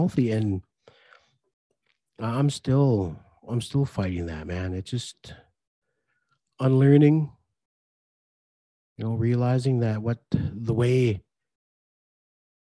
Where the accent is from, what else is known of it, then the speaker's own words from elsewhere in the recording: Red Lake, Minnesota, United States; growing up in Red Lake